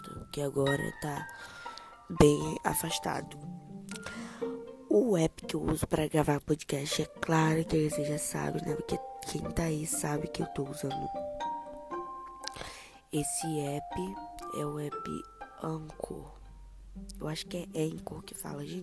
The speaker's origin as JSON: {"language": "Portuguese", "country": "Portugal", "said": "Eu sou português de Portugal. Eu também falo português de Portugal."}